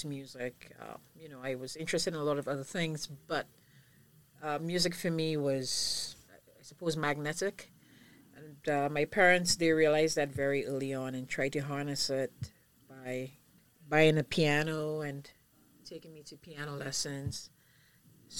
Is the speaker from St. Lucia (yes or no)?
yes; St. Lucia; moved away as an adult; now in Barbados; I was born in St. Lucia, but my mom's Bajan and my dad's St. Lucian